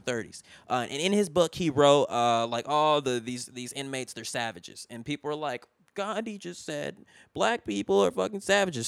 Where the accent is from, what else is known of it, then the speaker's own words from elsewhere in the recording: Richmond, California, United States; moved away; where I'm from, Richmond is, like, it, when I was growing up, like, in, like, two thousand one, Richmond was, like, the eleventh most dangerous city in the country